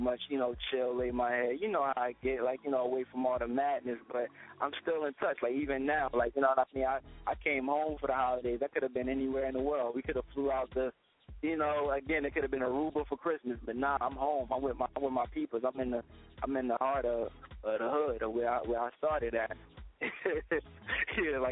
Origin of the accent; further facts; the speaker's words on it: Newark, New Jersey, United States; my hometown, the streets in Newark